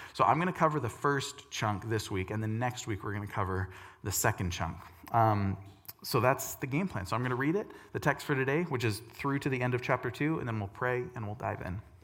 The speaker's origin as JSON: {"language": "English", "country": "United States", "said": "my Christian American worldview"}